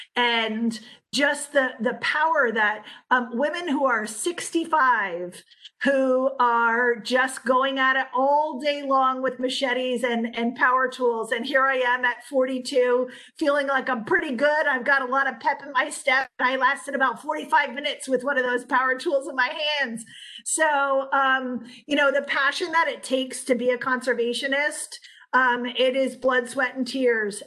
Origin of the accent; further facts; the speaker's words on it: United States; being American